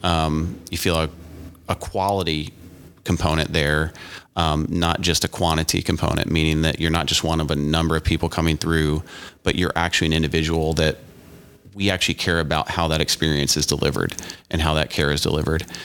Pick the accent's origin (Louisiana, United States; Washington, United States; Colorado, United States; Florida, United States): Louisiana, United States; moved away as an adult; also born or lived in East Coast; now in Indiana, United States; born on the East Coast, grew up in Louisiana, um, college down south, and, um, moved up here for med school and residency